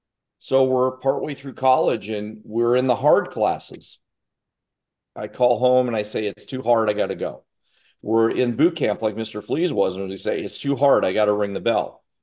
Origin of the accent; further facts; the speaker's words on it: Russia; now in United States; I grew up in Russia during the Cold War and they found me, and I had pretty good flexibility.